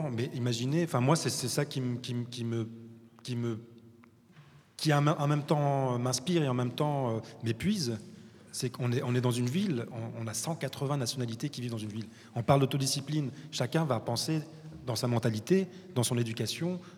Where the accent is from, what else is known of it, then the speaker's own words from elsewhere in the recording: Morocco; moi, en tant que Marocain et voyageant et travaillant la moitié du temps en, Afrique